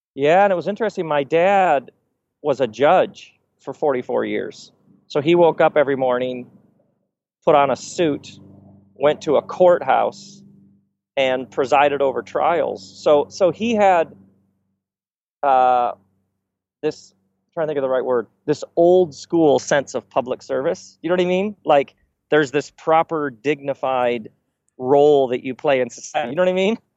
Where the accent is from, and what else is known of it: Michigan, United States; born or raised there